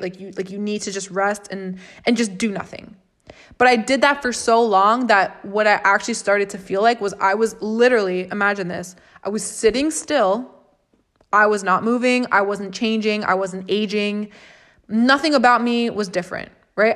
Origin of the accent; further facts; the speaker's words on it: Florida, United States; I'm from Florida. I'm born and raised and have lived in Florida for twenty-three years